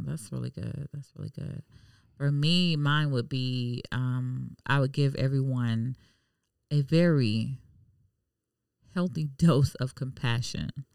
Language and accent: English; Miami, Florida, United States; now in Jacksonville, United States; I'm from Miami, so it's a melting pot.